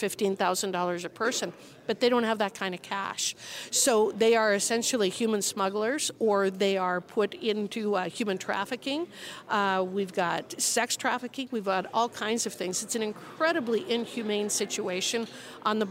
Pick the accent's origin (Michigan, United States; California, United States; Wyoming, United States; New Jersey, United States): Wyoming, United States; I'm from Wyoming. My state has over 560,000 people.